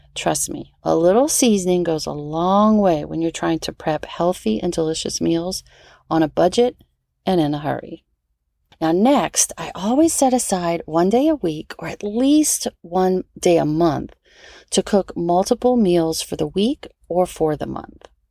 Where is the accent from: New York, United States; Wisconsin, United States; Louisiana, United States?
Louisiana, United States; New Orleans; I'm from New Orleans, so I grew up with red beans and rice on Mondays